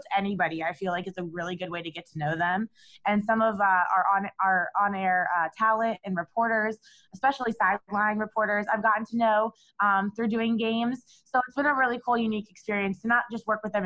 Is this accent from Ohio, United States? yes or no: yes; Cleveland, Ohio, United States; my hometown team, the Cleveland Cavaliers